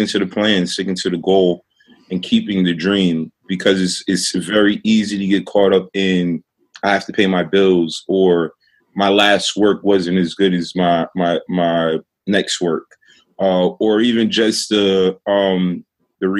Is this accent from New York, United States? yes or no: yes; New York City, New York, United States; I was raised in Brownsville, Brooklyn, which is a notoriously bad neighborhood in Brooklyn